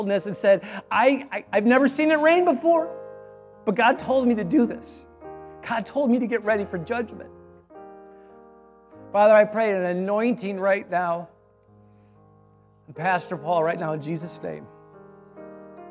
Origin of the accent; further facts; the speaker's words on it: Michigan, United States; I'm from Michigan